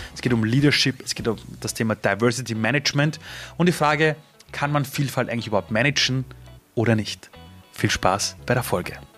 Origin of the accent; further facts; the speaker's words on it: Austria; ich bin in Österreich aufgewachsen. Also ich bin seit über 30 Jahren hier.